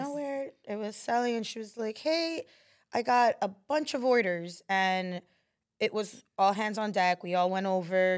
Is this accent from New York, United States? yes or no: yes; New York City, New York, United States; I grew up here in Queens